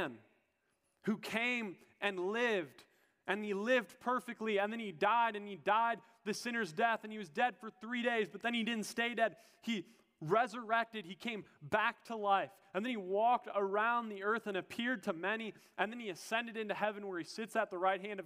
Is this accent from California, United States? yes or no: no; Minnesota, United States; I'm a Minnesotan